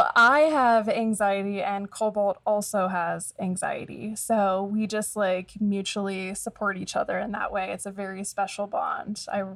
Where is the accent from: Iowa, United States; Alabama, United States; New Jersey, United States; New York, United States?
New Jersey, United States; also born or lived in Pennsylvania; now in Arizona, United States; like you mentioned. I'm originally from New Jersey. I went to high school in Pennsylvania, and moved to Arizona.